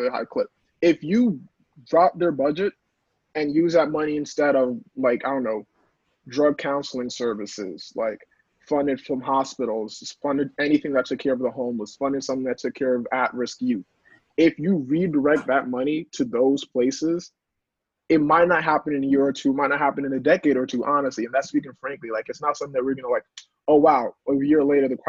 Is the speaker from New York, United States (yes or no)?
yes; New York City, New York, United States; I'm from New York City. I'm a teacher